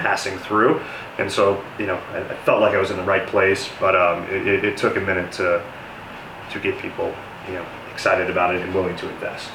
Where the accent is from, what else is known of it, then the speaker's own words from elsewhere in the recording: Denver, Colorado, United States; born and raised in Denver. I'm uh, one of the lucky natives